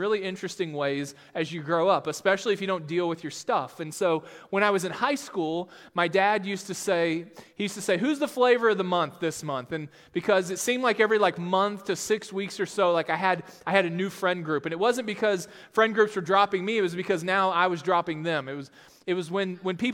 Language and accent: English; Texas, United States; now in Sioux Falls, United States; I'm actually from Texas, and grew up there